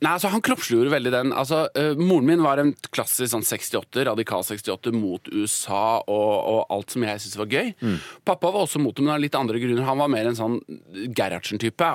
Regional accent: Oslo, Norway; så vokste jeg opp på, uh, i et Obos-borettslag på Oslo vest.

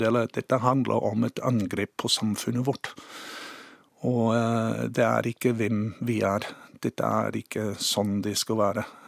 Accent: Cambridge, Waikato, New Zealand; Norwegian is a second language; moved away as an adult; also born or lived in Sandefjord, Norway; now in Norway; jeg er født og vokst opp i New Zealand

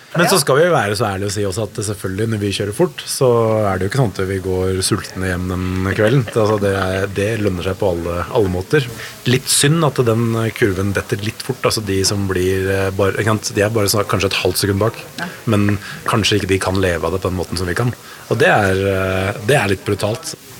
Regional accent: Norway; vi er jo nordmenn

